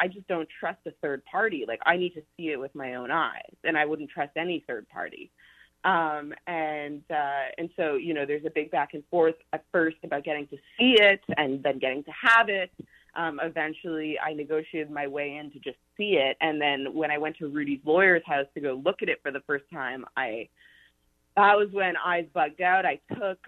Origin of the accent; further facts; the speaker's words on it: Canada; moved away as an adult; also born or lived in Montreal; now in New York, United States; I'm Canadian, and I moved to New York to work at Fox News in 2016, right after I finished university